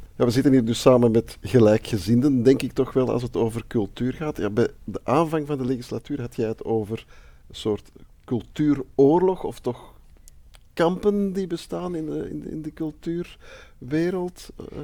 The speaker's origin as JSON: {"language": "Dutch", "town": "Antwerp", "region": "Flanders", "country": "Belgium", "tie": "born or raised there", "said": "geboren en getogen Antwerpenaar"}